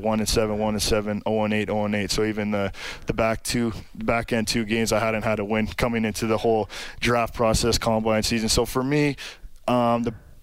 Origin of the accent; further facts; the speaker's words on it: Sault Ste. Marie, Ontario, Canada; Sault Ste. Marie, Ontario, a little northern town, population of about 75,000